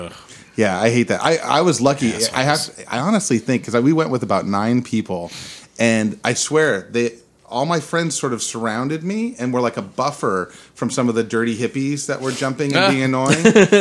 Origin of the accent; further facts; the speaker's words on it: Bakersfield, California, United States; I grew up in Bakersfield.